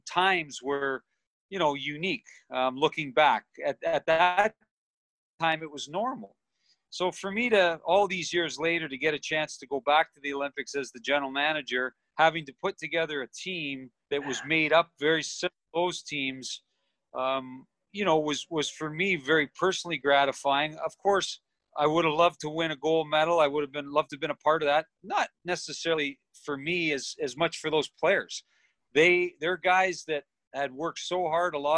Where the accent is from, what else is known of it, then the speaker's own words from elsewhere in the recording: Toronto, Ontario, Canada; We grew up in Toronto, both of us